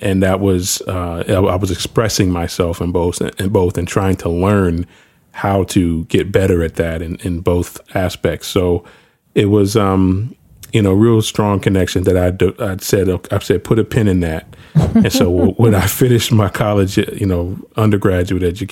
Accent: New York City, New York, United States; I grew up actually in New York. I was in the Bronx when all of this stuff was happening during the 80s.

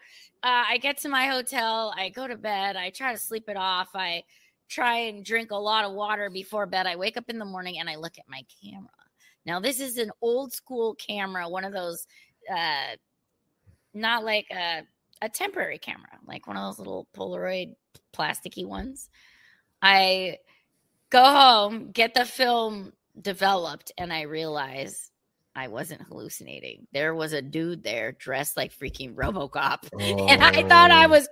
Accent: United States; I'm American

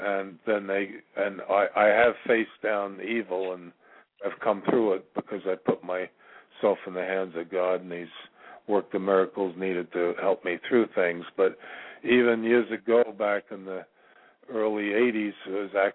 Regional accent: New York, United States; I'm originally from New York

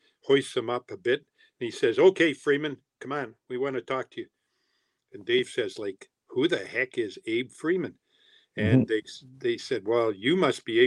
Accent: Timmins, Ontario, Canada

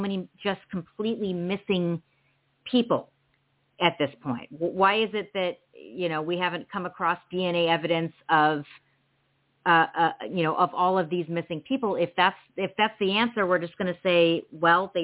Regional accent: California, United States; also born or lived in San Diego; we're both from California

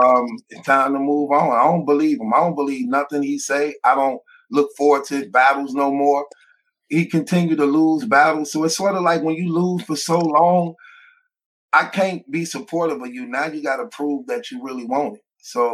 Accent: Midwest, United States; I'm from the Midwest, too, so I try to represent.

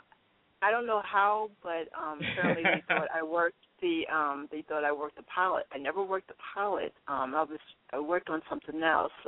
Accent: Baltimore, Maryland, United States; Baltimore is a very hospitable town and city

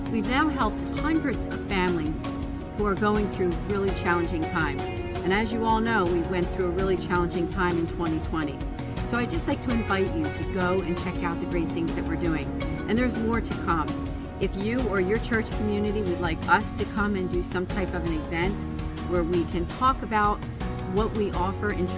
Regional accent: Philadelphia, Pennsylvania, United States; I'm a Philadelphian

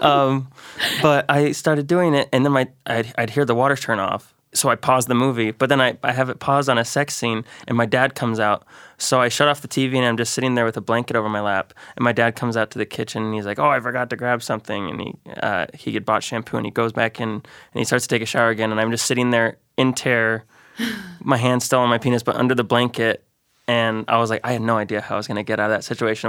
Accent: Great Falls, Montana, United States; moved away as an adult; now in Missoula, United States; I grew up in Great Falls, Montana.

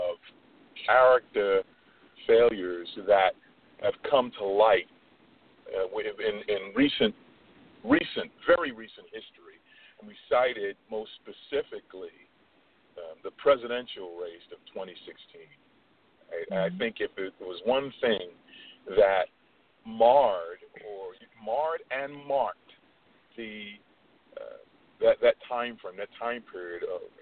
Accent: New York City, New York, United States; I'm born and bred in New York, Brooklyn, New York

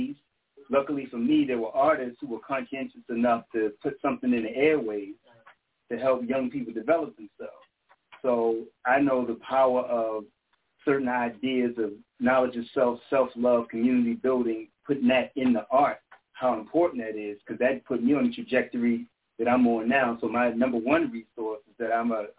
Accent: Baltimore, Maryland, United States; I'm originally from Baltimore

